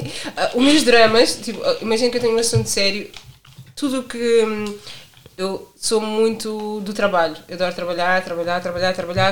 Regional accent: Portugal; Sou do bairro da Bugalheira.

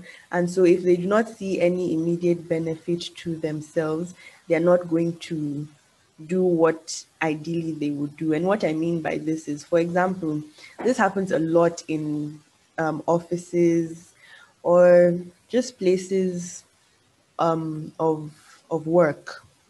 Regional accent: Nigeria; moved away; as you know, I have not really grown up in my motherland. And yeah, so, as a Nigerian, unfortunately, in a lot of countries, Nigerians do not have the best reputation in the world.

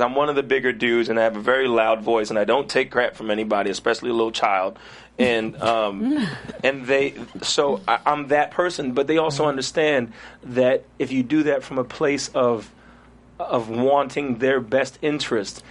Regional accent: New York City, New York, United States; also born or lived in Trinidad; grew up in Flatbush, Brooklyn, New York.

